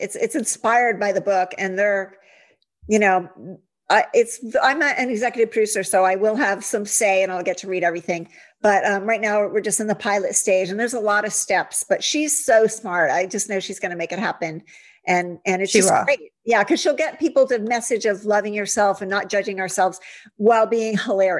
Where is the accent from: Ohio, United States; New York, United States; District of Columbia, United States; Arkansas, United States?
Ohio, United States; now in California, United States; I grew up in Ohio and it was all about cheerleaders and tight sweaters and Miss America and all that. And then I came out to California